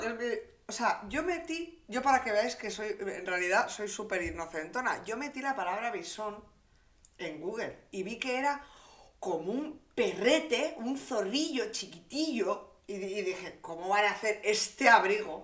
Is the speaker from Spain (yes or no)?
yes; Santander, Cantabria, Spain; yo vivía en una burbujita un poco pues de Santander, de pueblerina